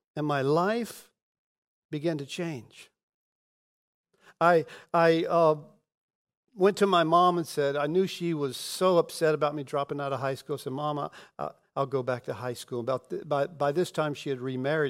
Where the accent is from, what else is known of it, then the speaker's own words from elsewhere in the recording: Pensacola, Florida, United States; I was born in Pensacola, and we We moved from rental house to rental house